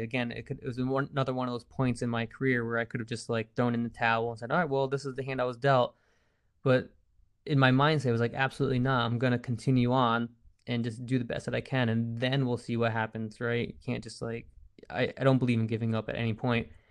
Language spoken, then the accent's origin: English; East Coast, United States; I'm from the East Coast